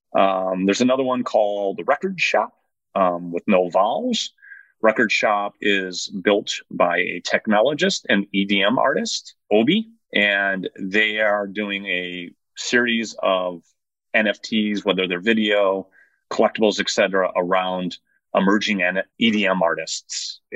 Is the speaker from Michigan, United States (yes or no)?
no; Northwest Indiana, United States; also born or lived in South Side Chicago / Calumet City, Illinois; Then we moved over to Northwest Indiana when I was a kid. So I spent, I don't know, eight or nine years in South Side Chicago and then up until I graduated high school in Northwest Indiana